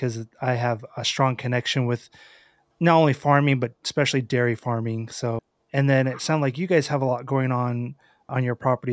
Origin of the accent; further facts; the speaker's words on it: Western Idaho, United States; I'm from Idaho